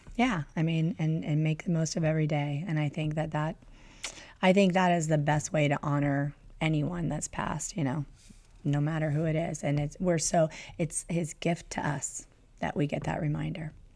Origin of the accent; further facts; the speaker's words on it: Southern California, United States; growing up in Southern California